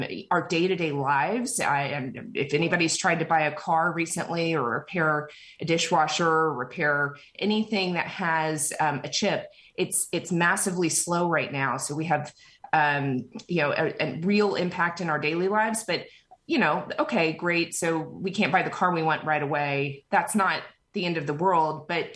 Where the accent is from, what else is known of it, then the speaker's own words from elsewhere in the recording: Texas, United States; I grew up in Texas and I went to school in Austin.